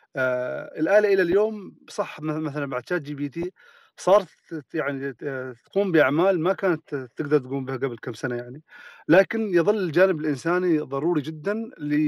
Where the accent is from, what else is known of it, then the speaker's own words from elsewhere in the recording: Oman; عندنا في عمان